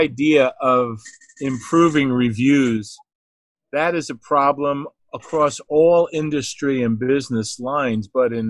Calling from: New Jersey, United States; I'm calling in from New Jersey here

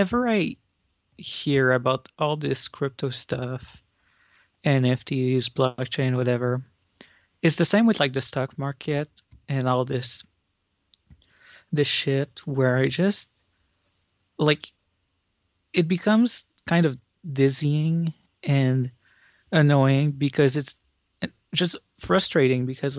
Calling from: Montreal, Quebec, Canada; from Montreal.

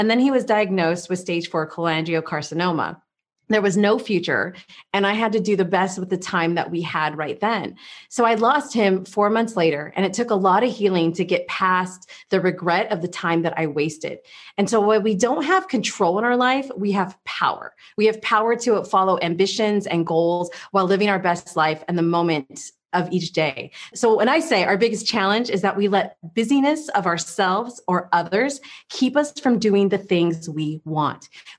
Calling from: Czechia; also born or lived in California, United States; I am coming in from Czech Republic. It's beautiful and sunny right now, which is not something I get to say very often. So as a former Californian, it's a very nice day to be meeting.

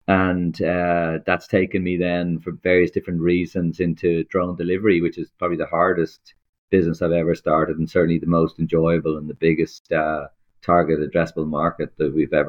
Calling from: Dublin, Leinster, Ireland; Sunny Dublin, Ireland. Sunny, rainy, miserable, windy Ireland.

